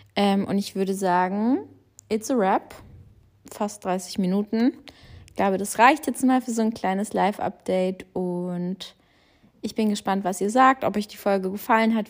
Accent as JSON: {"language": "German", "country": "Germany", "tie": "born or raised there", "also_born_or_lived": "Australia", "said": "ich bin natürlich den größten Teil meines Lebens in Deutschland aufgewachsen"}